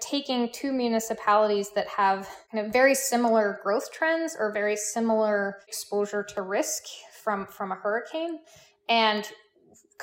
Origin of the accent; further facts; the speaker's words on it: Midwest, United States; moved away; I'm originally from the Midwest, so I'm an inlander